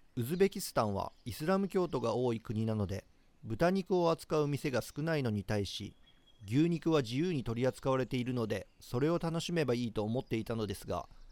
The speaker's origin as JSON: {"language": "Japanese", "town": "Nagahama", "region": "Shiga", "country": "Japan", "tie": "born or raised there", "said": "僕滋賀県の北の方の出身なんですけれども長浜市っていうところで"}